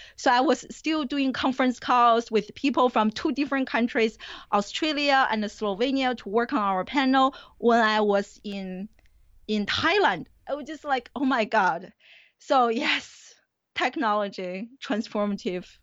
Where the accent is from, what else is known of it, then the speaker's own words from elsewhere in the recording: Beijing, China; moved away as an adult; also born or lived in New Jersey; now in United States; I grew up in China. I didn't come to the U S until, I think, two thousand three to go to graduate school.